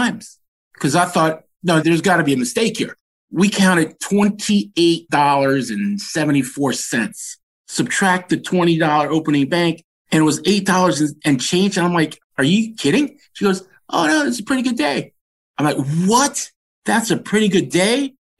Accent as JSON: {"language": "English", "town": "Washington", "region": "District of Columbia", "country": "United States", "tie": "born or raised there", "said": "I was born and raised in Adams Morgan"}